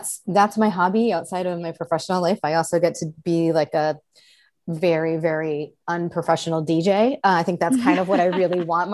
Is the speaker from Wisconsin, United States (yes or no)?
no; Chicago, Illinois, United States; moved away as an adult; also born or lived in Southern California / Arizona; now in Seattle, United States; I grew up in the Chicago area, spent a handful of years living in Southern California, went back to Chicago